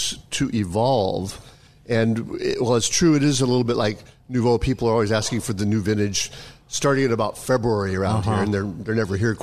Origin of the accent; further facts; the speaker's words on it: Seattle, Washington, United States; there was redlining in Seattle for sure. And when we moved into the neighborhood in 62, that block, we had started farther south in federal housing projects